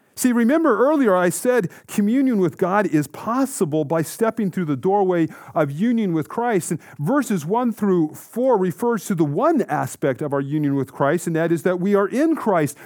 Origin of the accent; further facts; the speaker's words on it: Colorado, United States; Growing up in Colorado, in an active family who loved the outdoors